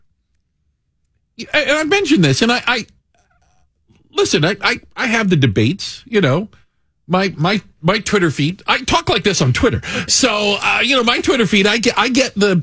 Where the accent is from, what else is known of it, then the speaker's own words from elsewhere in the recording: Tucson, Arizona, United States; moved away; I grew up in Tucson